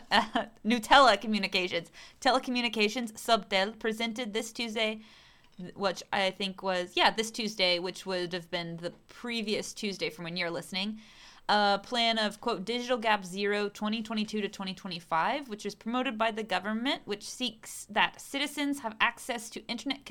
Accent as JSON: {"language": "English", "region": "the South", "country": "United States", "moved": "yes", "lives_now": "Chile", "said": "I'm from the South. From the less rich places of the U.S."}